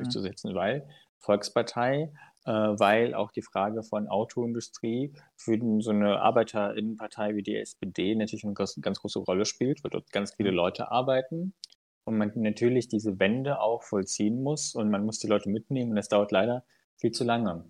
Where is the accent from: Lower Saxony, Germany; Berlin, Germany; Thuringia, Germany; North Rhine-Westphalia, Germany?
Thuringia, Germany; Unstrut-Hainich-Kreis; ich komme ja aus dem Mund-Steinig-Kreis